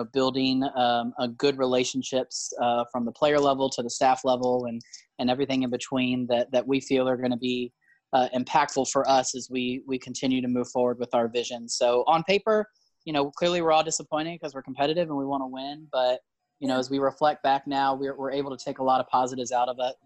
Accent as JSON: {"language": "English", "town": "Fredericksburg", "region": "Virginia", "country": "United States", "tie": "born or raised there", "moved": "yes", "said": "I'm from Fredericksburg, Virginia, which is like a suburb of DC now, essentially."}